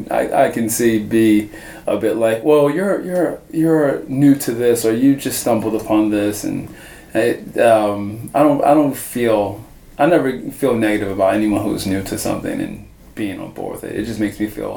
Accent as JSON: {"language": "English", "town": "Baltimore", "region": "Maryland", "country": "United States", "tie": "born or raised there", "said": "growing up in Baltimore, growing up in the U.S."}